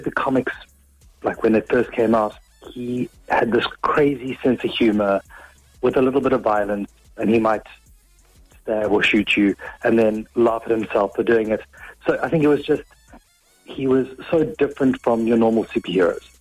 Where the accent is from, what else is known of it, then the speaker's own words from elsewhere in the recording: South Africa; moved away as an adult; now in Offaly, Ireland; I'm from South Africa originally, and we moved over in the peak of the pandemic